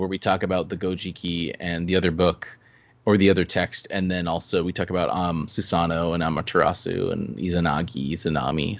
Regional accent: South Carolina, United States; we're from South Carolina.

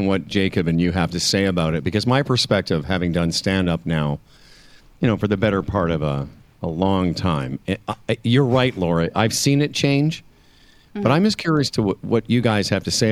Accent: Canada; moved away as an adult; also born or lived in Los Angeles; I lived in Los Angeles and didn't do anything about being Canadian

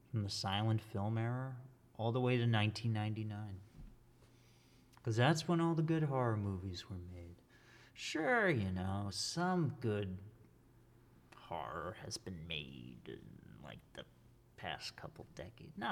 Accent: Massachusetts, United States; I'm from Massachusetts. I don't talk like that though. I know people who talk like that.

